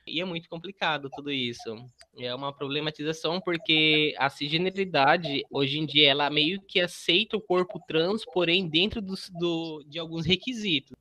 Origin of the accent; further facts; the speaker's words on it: Barra do Bugres, Mato Grosso, Brazil; moved away as an adult; now in Mato Grosso do Sul, Brazil; Eu nasci em Barra do Bugres, no Mato Grosso, cresci lá e vim pro MS já em 2016